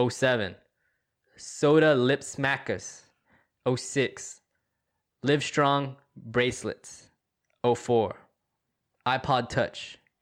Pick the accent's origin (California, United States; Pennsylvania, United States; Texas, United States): Texas, United States; I grew up with like top-ranked tennis friends in Texas